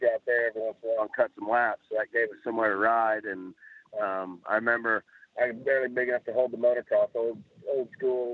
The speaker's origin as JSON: {"language": "English", "town": "Broken Arrow", "region": "Oklahoma", "country": "United States", "tie": "born or raised there", "also_born_or_lived": "Tulsa, Oklahoma", "said": "grew up in Broken Arrow. We moved out of Tulsa and lived in Broken Arrow for quite a few years, and now I'm back in Tulsa"}